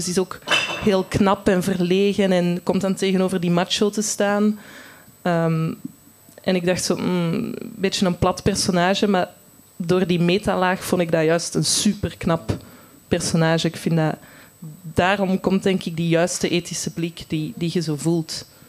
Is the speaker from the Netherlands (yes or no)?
no; Antwerp, Flanders, Belgium; ik zelf van Antwerpen ben.